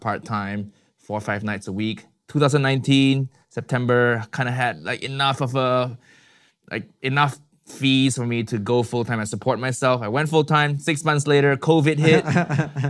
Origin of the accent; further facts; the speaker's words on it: Malaysia; moved away as an adult; also born or lived in Chicago, United States; now in London, United Kingdom; I was born and raised in Malaysia, and then in twenty, two thousand ten, I left Malaysia to the U S for my university